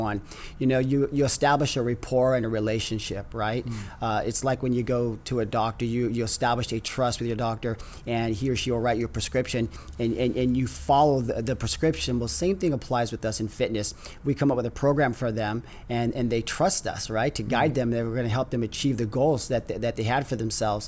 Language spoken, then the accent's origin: English; San Diego, California, United States; I am a native San Diegan. Grew up in San Diego